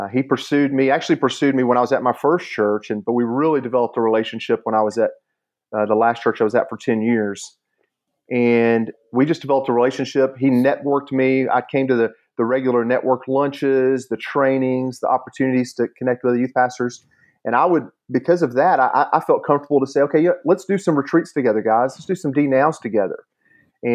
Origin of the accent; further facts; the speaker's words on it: Chattanooga, Tennessee, United States; I grew up here in Chattanooga my whole life